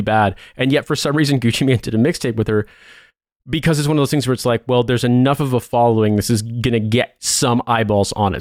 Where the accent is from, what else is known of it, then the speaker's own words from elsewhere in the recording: Midwest, United States; we're both from the Midwest